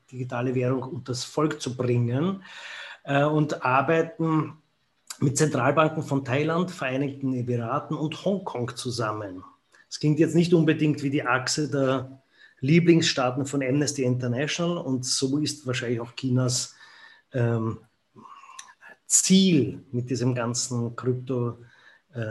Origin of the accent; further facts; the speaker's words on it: Austria; ich, wie man hört, bin ja aus Österreich